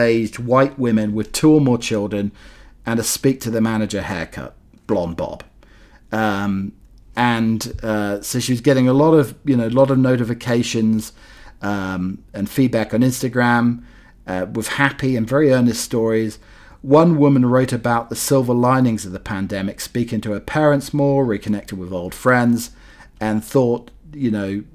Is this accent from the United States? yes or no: no; North Norfolk coast, East of England, United Kingdom; moved away; where I grew up on the North Norfolk coast in the UK